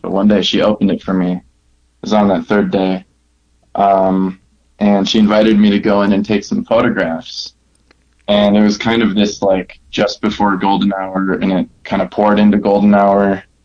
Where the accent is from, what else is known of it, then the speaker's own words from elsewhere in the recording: Milwaukee, Wisconsin, United States; now in Denver, United States; I'm from Milwaukee, Wisconsin. I'm now living in Denver